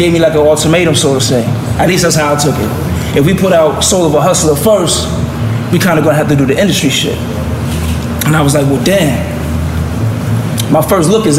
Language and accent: English; Rochester, New York, United States; I'm from Rochester, New York